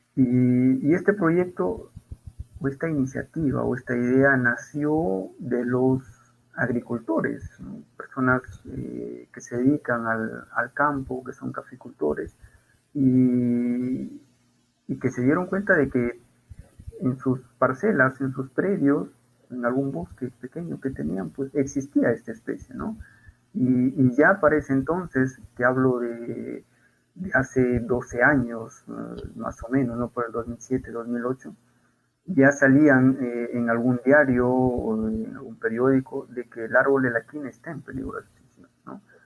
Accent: Peru; como peruanos

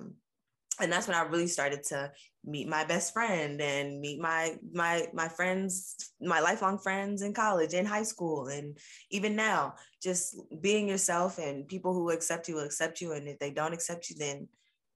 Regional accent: Richmond, Virginia, United States; when I was in third grade and I was 8 years old, we moved from Virginia Beach area to Richmond

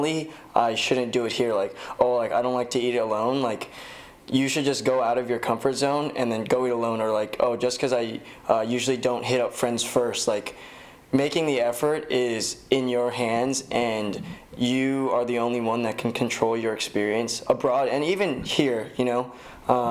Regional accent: Torrance, California, United States; I grew up in Torrance and I go to school like at USC

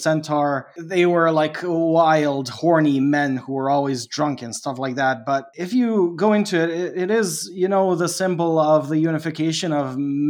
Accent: Canada; I grew up in Canada. Kat is also approximately the same age as me, and we grew up with the same TV and stuff.

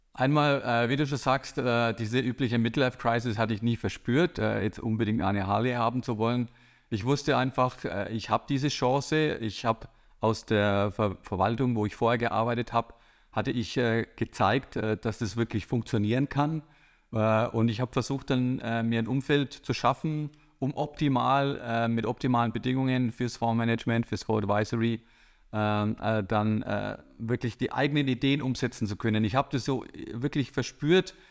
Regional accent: Bavaria, Germany; komme ich aus Bayern

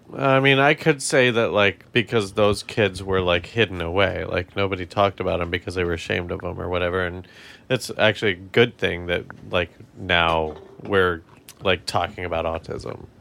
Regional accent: Colorado, United States; we're from Colorado

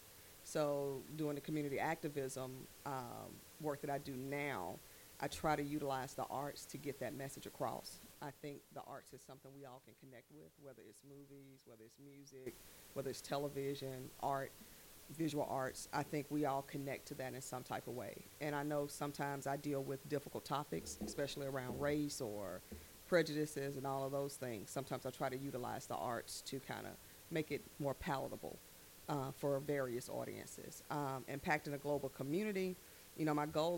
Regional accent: Birmingham, Alabama, United States; From Ansley. Grew up in Ansley

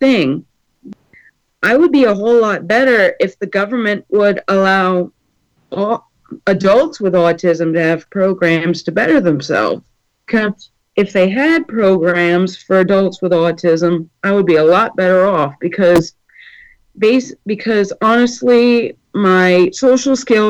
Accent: Manchester, United States; I'm from Manchester, Pennsylvania.

